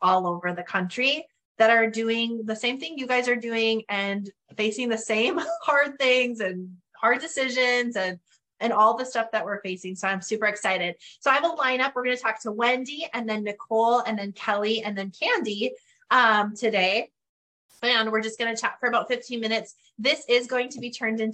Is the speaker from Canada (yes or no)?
yes; Northern Canada, Canada; accent: Northern Canadian; moved away; I will probably forever have my Northern Canadian accent